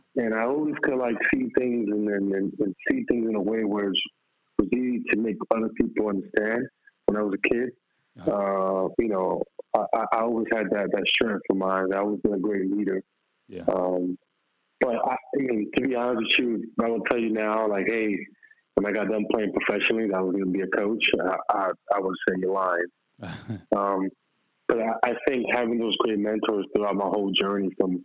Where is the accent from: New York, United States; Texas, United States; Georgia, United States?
New York, United States; New York City; moved away as an adult; also born or lived in Philadelphia, Pennsylvania / Spain; now in Florida, United States; I grew up in Upper Manhattan, Washington Heights.